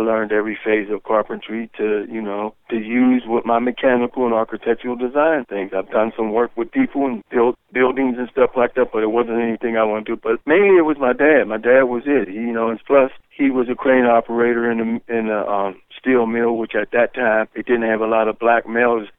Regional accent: Pittsburgh, Pennsylvania, United States; also born or lived in Athens, Ohio; growing up in Hazelwood was a great experience

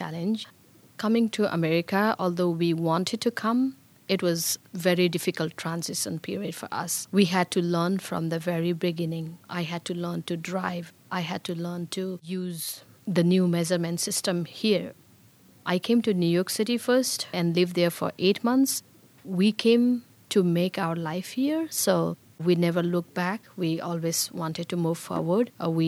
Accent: Bhutan; moved away as an adult; also born or lived in Nepal; now in Pittsburgh, United States; I was born in Bhutan

